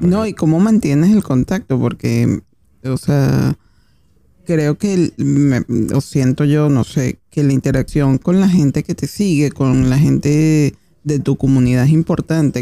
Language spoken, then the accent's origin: Spanish; Caracas, Capital District, Venezuela; now in Argentina; nosotros que somos venezolanos, por lo menos en mi caso que soy de Caracas